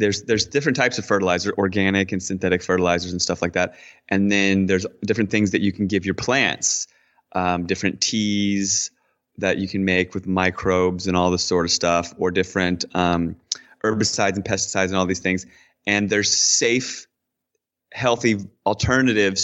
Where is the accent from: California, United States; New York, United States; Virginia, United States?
Virginia, United States; Washington, D.C., Virginia side, United States; moved away as an adult; I grew up in basically in Washington, D.C. on the Virginia side of the river